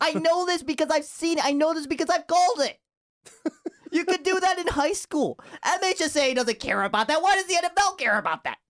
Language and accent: English; Novi, Michigan, United States; English is a second language; also born or lived in Japan; my hometown Novi